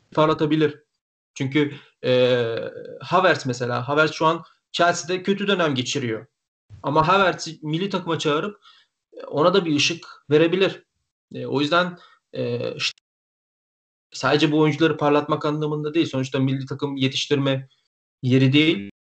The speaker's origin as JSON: {"language": "Turkish", "country": "Bulgaria", "said": "ben Bulgaristanlıyım."}